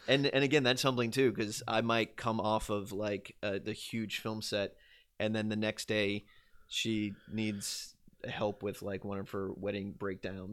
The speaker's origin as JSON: {"language": "English", "region": "Louisiana", "country": "United States", "tie": "born or raised there"}